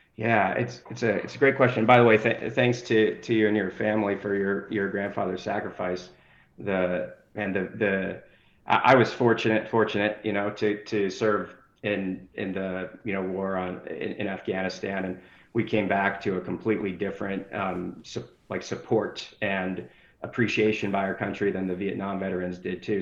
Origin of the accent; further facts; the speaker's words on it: Denver, Colorado, United States; moved away as an adult; also born or lived in New Jersey; now in Las Vegas, United States; I grew up in Denver, so I had a lot of family out west, and now I live in Las Vegas, Nevada.